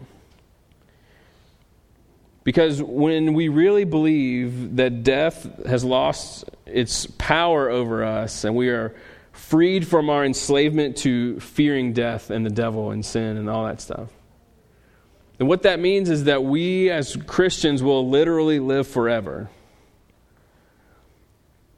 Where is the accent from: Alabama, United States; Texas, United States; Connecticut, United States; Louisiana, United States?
Louisiana, United States; I'm from Louisiana